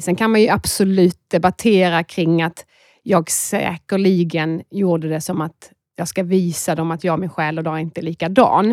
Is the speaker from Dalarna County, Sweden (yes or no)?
no; Skåne, Sweden; accent: Scanian; moved away as an adult; now in Stockholm, Sweden; man hör att jag är en skåning